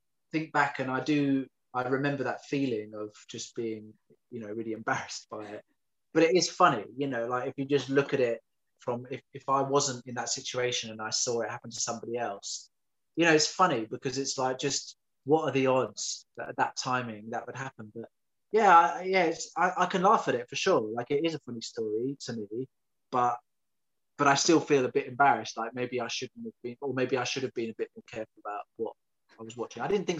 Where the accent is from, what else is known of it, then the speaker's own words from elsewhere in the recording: London, United Kingdom; But being a Londoner, I just wanted to stay in London.